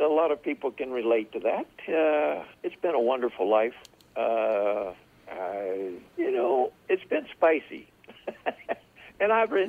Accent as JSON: {"language": "English", "region": "Texas", "country": "United States", "also_born_or_lived": "North Dakota", "said": "I'm originally from, I always tell people I'm from South America. They said, really? Yeah. South Texas."}